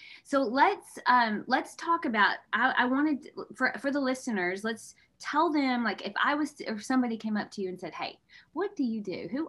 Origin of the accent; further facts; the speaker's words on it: the South, Texas, United States; My mom and dad both grew up in Chicago. They moved here when I was 2. So I'm a true Southern girl.